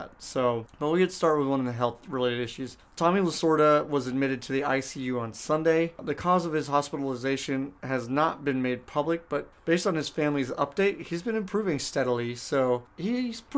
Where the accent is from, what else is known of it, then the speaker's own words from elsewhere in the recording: San Diego, California, United States; Growing up in San Diego, obviously you got that as part of like the Southern California sports picture